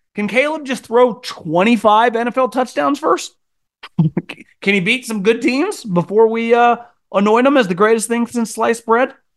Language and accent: English; Chicago, Illinois, United States; I'm from Chicago